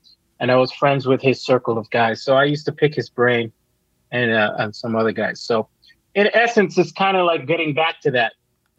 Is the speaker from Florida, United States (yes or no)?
yes; Miami, Florida, United States; also born or lived in Jamaica; 6 months in Miami, 6 months in Jamaica every year.